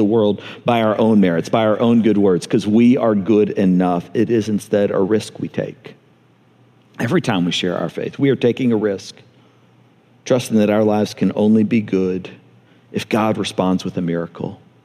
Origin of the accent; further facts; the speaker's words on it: Montgomery, Alabama, United States; moved away; I grew up in Montgomery